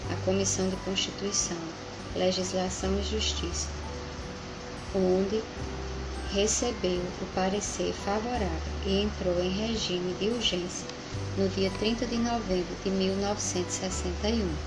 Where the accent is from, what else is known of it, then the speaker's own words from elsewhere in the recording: Paulista, Paraíba, Brazil; sou do município de Paulista, na Paraíba.